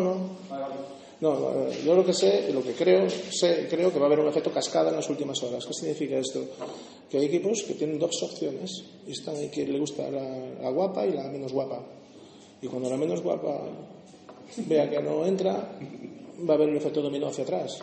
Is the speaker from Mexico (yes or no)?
no; Galicia, Spain; now in Valladolid, Spain; Yo soy gallego